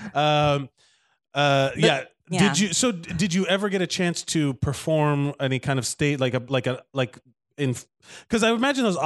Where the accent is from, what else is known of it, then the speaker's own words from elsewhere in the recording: Miami, Florida, United States; I'm from Miami, Florida.